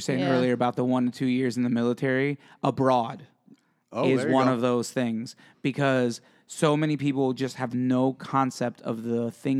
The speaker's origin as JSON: {"language": "English", "region": "Pennsylvania", "country": "United States", "tie": "born or raised there", "said": "I grew up in Pennsylvania where it's cold and it snows and it's not cold all the time, but it gets cold."}